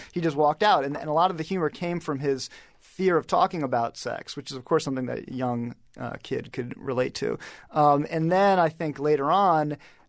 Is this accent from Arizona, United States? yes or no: no; Washington, District of Columbia, United States; to a kid growing up in Washington, D.C.